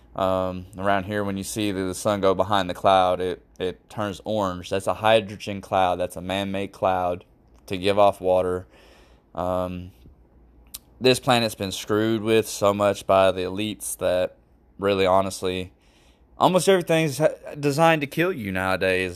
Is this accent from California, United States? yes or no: no; Fort Lauderdale, Florida, United States; I'm from Fort Lauderdale, Florida